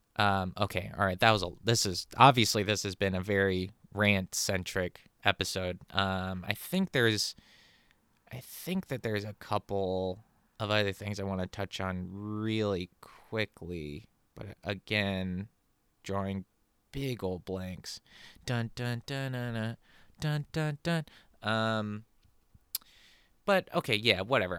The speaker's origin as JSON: {"language": "English", "region": "California", "country": "United States", "tie": "born or raised there", "said": "growing up in California"}